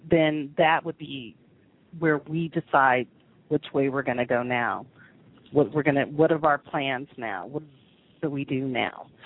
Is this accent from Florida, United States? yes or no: no; Topeka, Kansas, United States; born there; I was born in Topeka, Kansas.